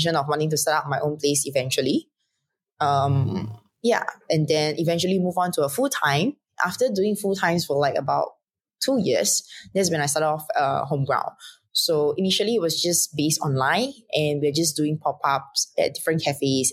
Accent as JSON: {"language": "English", "country": "Singapore", "said": "I'm from Singapore"}